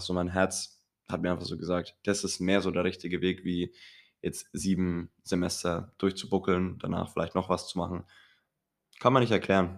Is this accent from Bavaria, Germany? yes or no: yes; Kronach, Bavaria, Germany; bei uns in Kronach